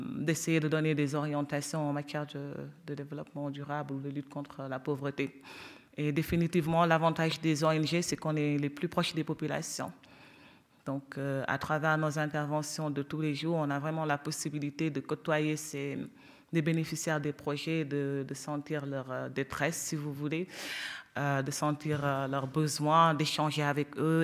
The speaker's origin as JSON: {"language": "French", "country": "Senegal", "said": "moi, en tant que Sénégalaise"}